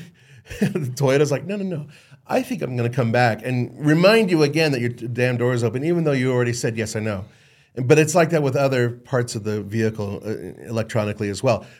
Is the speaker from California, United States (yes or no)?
yes; Los Angeles, California, United States; I grew up in Los Angeles